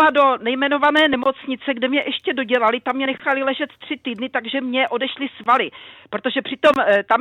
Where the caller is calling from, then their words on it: South Bohemian Region, Czechia; Dobrý den, jsem posluchačka z Třeboňska, je mi 72 let.